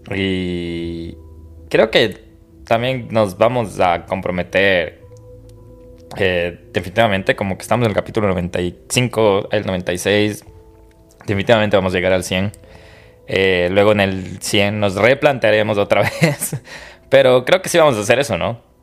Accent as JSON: {"language": "Spanish", "country": "Ecuador", "moved": "yes", "said": "soy de Ecuador"}